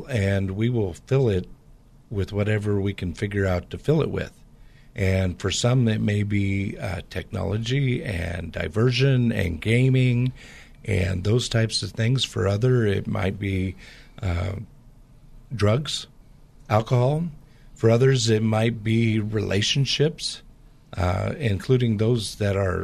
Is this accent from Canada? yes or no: no; Portland area, Pacific Northwest, United States; I grew up in the Pacific Northwest, which has a lot of the same type of culture in the Portland area as the Bay Area does